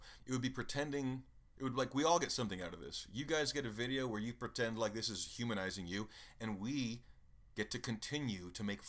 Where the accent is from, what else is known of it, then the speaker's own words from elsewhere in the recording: Nashville, Tennessee, United States; I mean, I grew up in Nashville mostly, and the cops there are mostly bored, honestly.